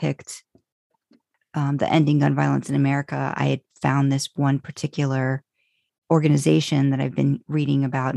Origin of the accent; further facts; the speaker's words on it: United States; as an American